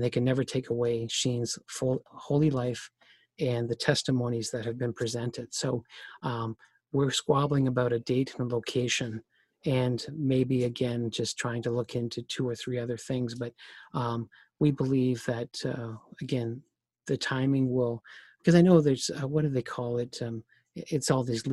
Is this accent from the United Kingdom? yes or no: no; Canada; I'm Canadian